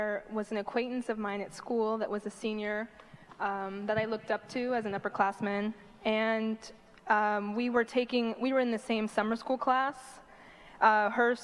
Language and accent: English; Los Angeles, California, United States; I grew up in Northridge